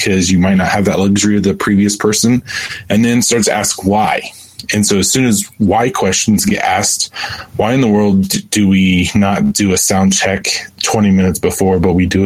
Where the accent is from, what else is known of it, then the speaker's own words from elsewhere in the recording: Lima, Ohio, United States; I'm from Lima, Ohio